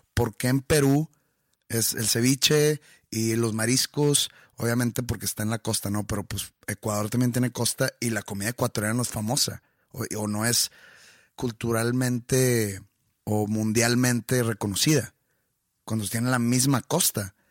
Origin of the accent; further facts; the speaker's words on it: Mexico; nuestra cultura como mexicanos